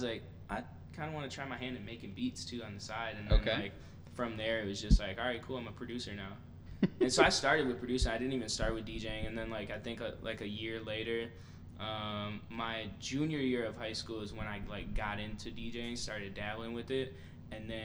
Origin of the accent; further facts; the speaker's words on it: Detroit, Michigan, United States; moved away as an adult; also born or lived in Kalamazoo, Michigan; now in Chicago, United States; I grew up in Detroit